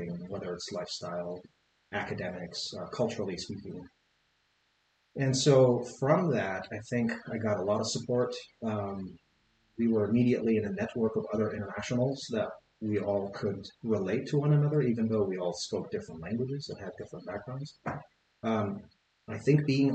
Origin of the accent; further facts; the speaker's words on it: Baghdad, Baghdad Governorate, Iraq; first language Arabic; English is a second language; moved away as an adult; now in Billings, United States; Born and raised in Baghdad, Iraq. Grew up there, went to school there